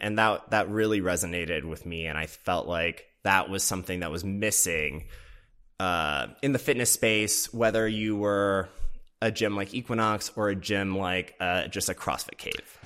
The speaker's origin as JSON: {"language": "English", "region": "Minnesota", "country": "United States", "tie": "born or raised there", "also_born_or_lived": "Boston", "moved": "yes", "lives_now": "Los Angeles, United States", "said": "I grew up in the Midwest in Minnesota"}